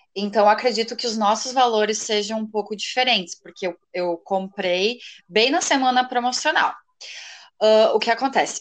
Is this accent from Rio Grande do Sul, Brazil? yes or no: yes; Rio Grande do Sul, Brazil; also born or lived in Arroio do Meio; eu sou gaúcha, moro numa cidade bem pequenininha aqui do Rio Grande do Sul, Arroio do Meio